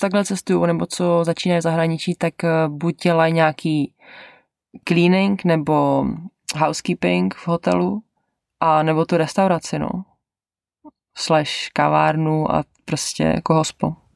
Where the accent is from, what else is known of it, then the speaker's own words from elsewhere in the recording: Czechia; moved away as an adult; also born or lived in Canada; now in New Zealand; do toho Česka jako domů